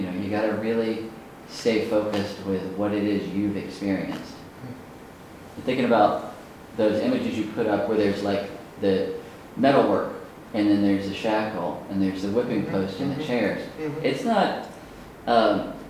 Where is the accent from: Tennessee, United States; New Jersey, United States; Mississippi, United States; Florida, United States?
Mississippi, United States; Natchez; born or raised there; moved away